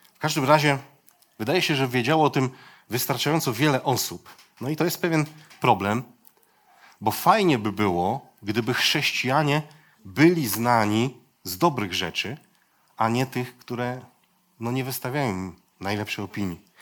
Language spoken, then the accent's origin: Polish; Poland; Ja się wychowałem gdzieś tam u schyłku, u schyłku PRL-u